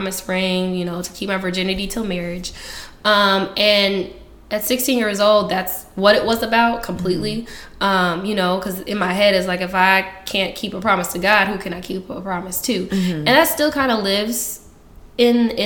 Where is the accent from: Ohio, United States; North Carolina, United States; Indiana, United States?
Indiana, United States; Indianapolis; now in Oakland, United States; I am originally from Indianapolis, Indiana.